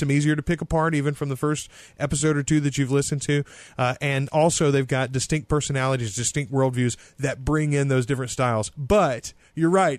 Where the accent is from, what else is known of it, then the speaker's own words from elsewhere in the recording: the South, United States; now in Louisiana, United States; we are both colored by uh, the Southern Methodist, the Baptist